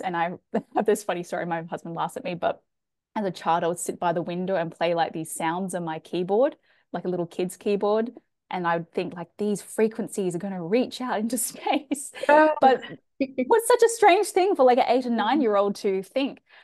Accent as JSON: {"language": "English", "country": "Australia", "tie": "born or raised there", "also_born_or_lived": "Chile", "accent": "Australian", "said": "i am from australia as you can tell from my accent i've done a lot of travel i've lived in other countries growing up um, South America. We lived in Chile"}